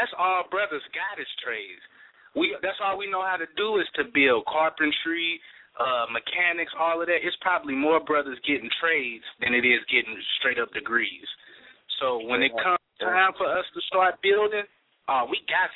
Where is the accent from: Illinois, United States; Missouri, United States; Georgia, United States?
Missouri, United States; St. Louis; out of St. Louis, my hometown.